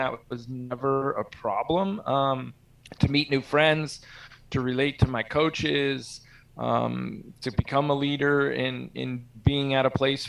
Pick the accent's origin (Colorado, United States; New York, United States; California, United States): California, United States; San Carlos; also born or lived in Corvallis, Oregon / South San Francisco; From age of 14, I grew up in San Carlos, actually where we started the company when I was 25. So we moved to Corvallis, Oregon for my 7th and 8th grade year.